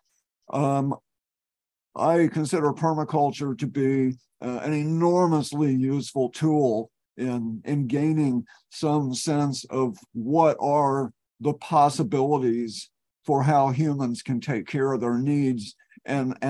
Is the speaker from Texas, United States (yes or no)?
yes; Texas, United States; moved away as an adult; now in Eugene, United States; I've lived here in Eugene for 30 years. I'm a refugee from Texas.